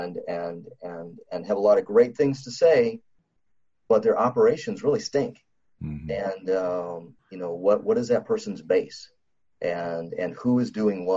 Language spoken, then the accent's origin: English; South Dakota, United States; I was born in South Dakota. There's a lot of Indian reservations out there. And I kind of grew up seeing people that are dependent upon the government